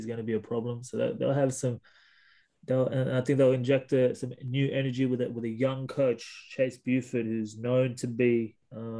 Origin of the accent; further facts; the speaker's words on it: Sydney, New South Wales, Australia; I guess I'm from Sydney, so there is that hometown loyalty as well.